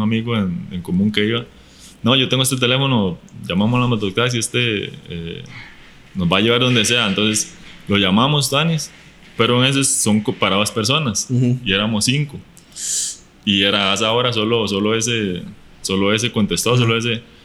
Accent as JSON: {"language": "Spanish", "country": "Costa Rica"}